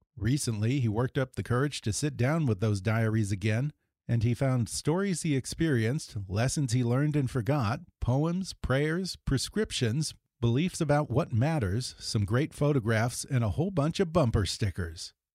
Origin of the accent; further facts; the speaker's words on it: Texas, United States; I grew up around Texas around the same time as you